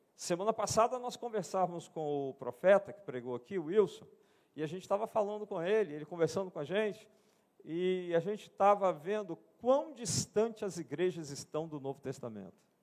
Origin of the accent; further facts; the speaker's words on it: Brazil; eu sou brasileiro. Eu sou brasileiro